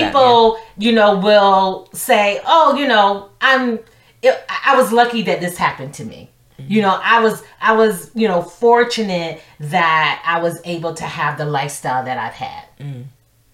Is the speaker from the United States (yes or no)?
yes; the South, United States; I'm from the South